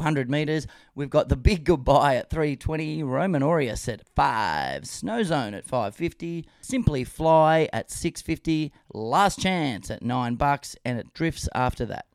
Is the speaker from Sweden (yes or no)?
no; Queensland, Australia; As a Queenslander, as a cane toad licker